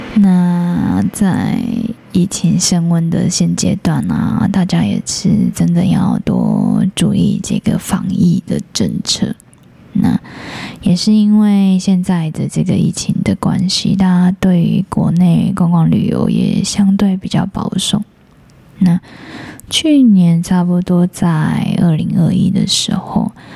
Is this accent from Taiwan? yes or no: yes; Taiwan; 我们台湾人